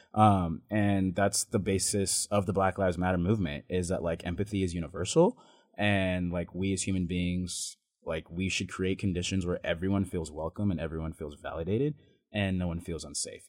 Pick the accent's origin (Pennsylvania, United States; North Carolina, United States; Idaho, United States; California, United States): Idaho, United States; Boise; born or raised there; also born or lived in Ontario, Oregon